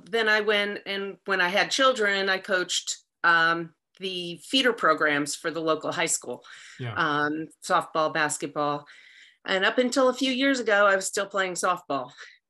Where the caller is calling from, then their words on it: Sussex County, New Jersey, United States; I am actually calling from Sussex County, New Jersey.